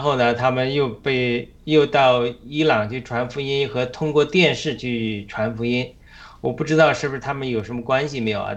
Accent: China; moved away as an adult; now in United States; 必须我们中国人必须要高举神

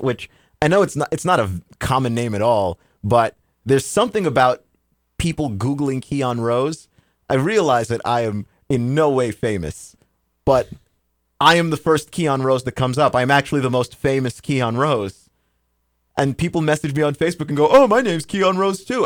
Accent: Texas, United States; moved away; I'm originally from Texas

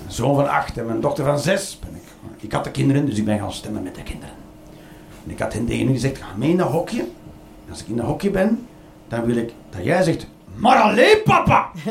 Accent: Belgium; ik ben Belg

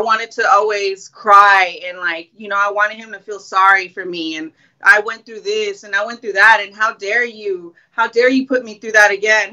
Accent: Long Beach, California, United States; I'm from LBC, Long Beach, Cali

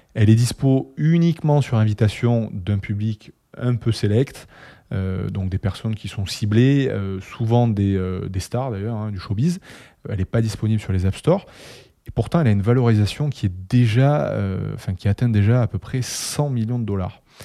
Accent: Toulouse, Occitania, France; accent: Toulouse; moved away as an adult; now in Paris, France; J'habite à Paris depuis 3 ans, mon cœur est resté à Toulouse, je pense que ça s'entend au niveau de mon accent

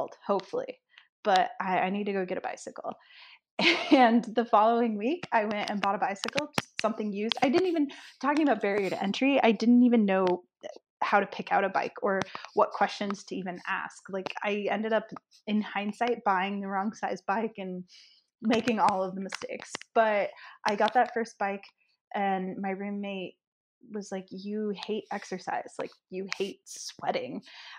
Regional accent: Nebraska, United States; I grew up in Nebraska, so it's a small town, and I grew up on a farm

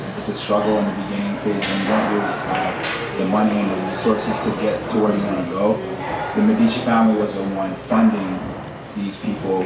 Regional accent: Rockland County, New York, United States; I'm from Rockland County, Suffolk.

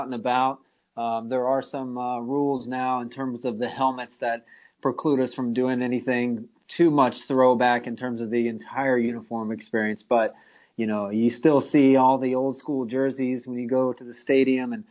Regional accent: Tampa, Florida, United States; moved away as an adult; also born or lived in St. Louis; to come back home to my hometown and run the marketing division for the Bucs

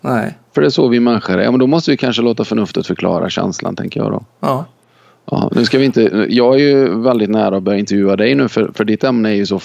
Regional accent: China; now in Sweden; Eh, jag kommer från Kina. Jag är snart 50 år.

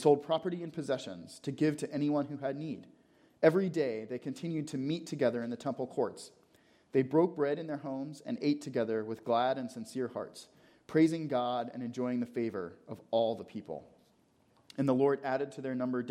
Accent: Atlanta, Georgia, United States; I grew up in Atlanta

